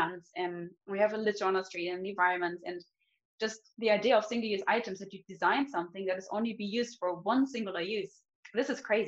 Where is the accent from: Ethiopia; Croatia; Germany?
Germany; moved away as an adult; also born or lived in Munich; now in Stockholm, Sweden; I'm from Germany originally